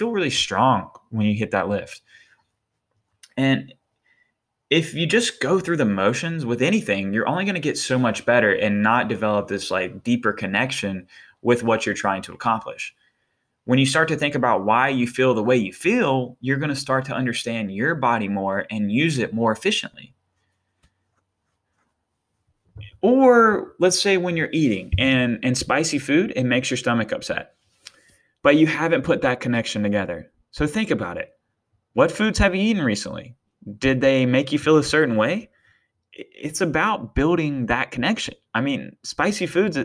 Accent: Eastern North Carolina, United States; moved away; I'm from Eastern North Carolina, and let me tell you, it's not the healthiest area. I love it to death, and I will be back there one day

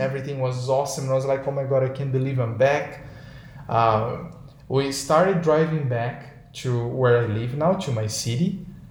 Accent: Brazil; English is a second language; moved away as an adult; now in San Diego, United States; that's my my home country and everyone is speaking portuguese

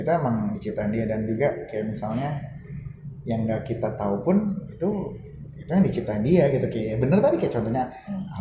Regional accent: Jakarta, Indonesia; gue pun sebagai orang Jakarta yang mata nya udah puluhan ribu tahun tinggal di Jakarta

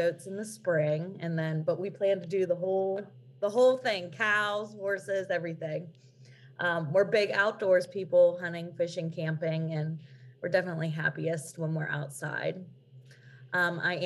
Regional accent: Pennsylvania, United States; I'm from Pennsylvania. I live there here in Pennsylvania

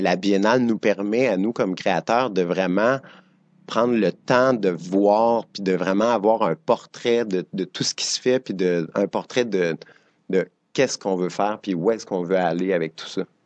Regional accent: Drummondville, Quebec, Canada; moved away as an adult; now in Montreal, Canada; je viens de Drummondville, je dansais dans Makina à Drummondville

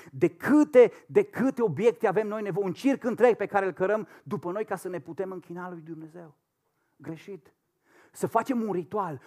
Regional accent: Romania; moved away as an adult; also born or lived in Madrid, Spain; noi ca și români

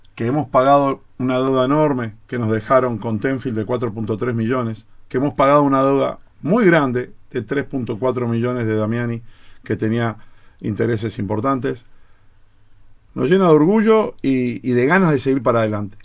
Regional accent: Florida, Uruguay; yo soy de Florida

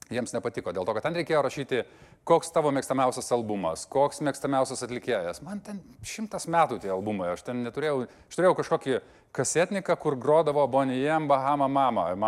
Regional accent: Vilnius, Vilnius County, Lithuania; aš šiaip esu Vilnietis iš pašaknų, e, mano tėvai susitiko, e, įtariu, kažkurioje diskotekoje arba Kaune KTU, arba kažkur visiukose, nes tėvukas ten mokėsi ir tada jie pradėjo gyventi Vilniuje ir ten gimiau aš.

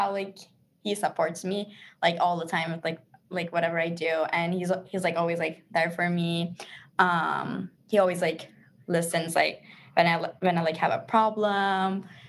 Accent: Turkey; And I'm from Turkey.

